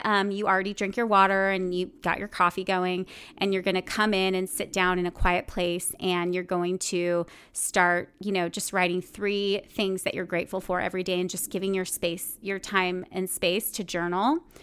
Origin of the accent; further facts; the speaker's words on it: Bakersfield, California, United States; moved away as an adult; also born or lived in New York City; I grew up in Bakersfield, California, in the central part of California where you drive everywhere